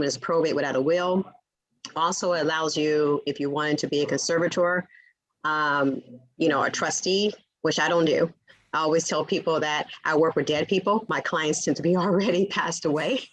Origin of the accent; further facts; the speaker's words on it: the Valley, California, United States; accent: Southern accent meets the Valley girl accent; I'm a California native. I was raised in the Valley, but my parents are from Louisiana, so I have a Southern accent meets the Valley girl accent